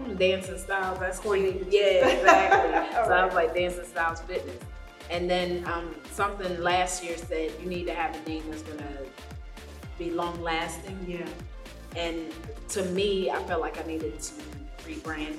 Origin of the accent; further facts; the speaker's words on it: Lagos, Nigeria; moved away; I was born in Nigeria, Lagos, Nigeria. Shout out, Lagos.